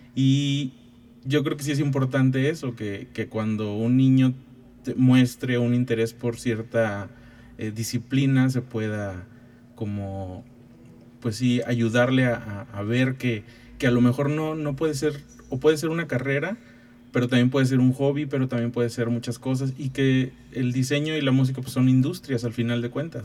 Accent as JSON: {"language": "Spanish", "town": "Ciudad Valles", "region": "San Luis Potosí", "country": "Mexico", "tie": "born or raised there", "moved": "as an adult", "lives_now": "San Luis Potosí, Mexico", "said": "yo nací en, Ciudad Valle, soy huasteco."}